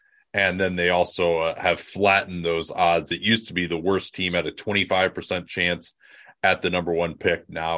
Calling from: Berkeley, California, United States; Berkeley, California, West Coast.

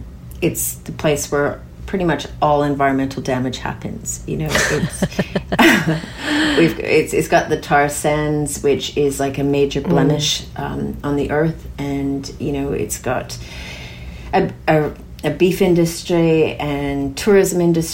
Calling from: Castlemaine, Victoria, Australia; I'm calling in from Jajawaran country in regional Victoria, Castlemaine.

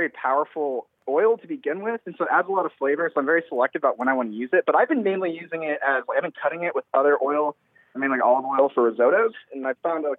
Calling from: San Antonio, Texas, United States; I'm calling from San Antonio, Texas.

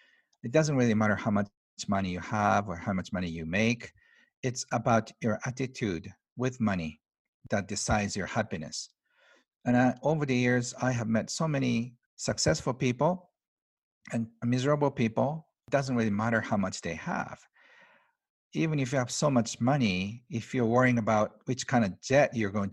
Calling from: Tokyo, Japan; I'm outside of Tokyo, 2 hours in the mountains. This is from my retreat center.

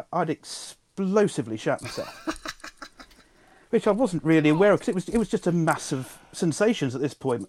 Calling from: Swindon, South West England, United Kingdom; I'm calling you from Swindon.

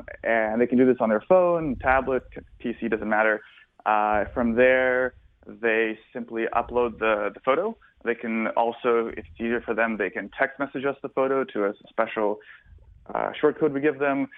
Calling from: South Florida, United States; I'm calling you from sunny South Florida

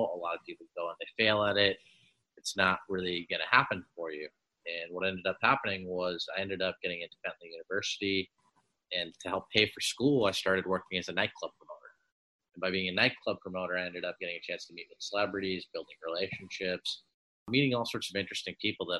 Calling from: Los Angeles, California, United States; I'm calling from LA right now, Los Angeles, California.

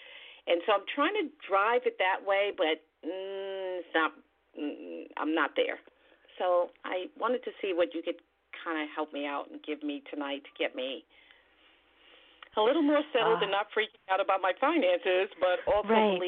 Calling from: New York, United States; from New York, yes.

